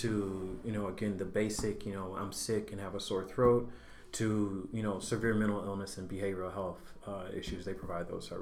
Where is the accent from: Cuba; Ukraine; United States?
United States; Mississippi; moved away as an adult; now in Waukegan, United States; I grew up in Mississippi, went to undergrad there. And so I've been in Waukegan now for two years.